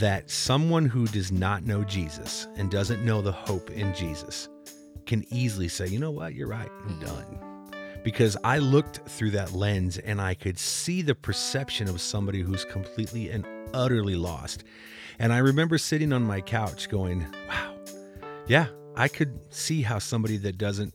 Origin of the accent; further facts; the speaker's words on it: Midwest, United States; growing up in the Midwest